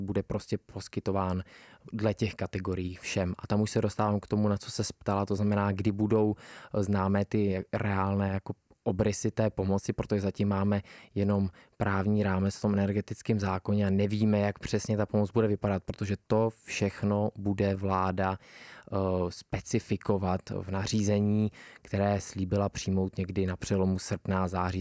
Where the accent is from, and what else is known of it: Czechia